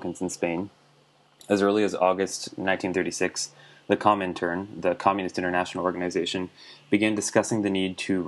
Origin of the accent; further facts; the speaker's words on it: New Brunswick, Canada; now in Toronto, Canada; I'm from New Brunswick, but right now I'm living in Toronto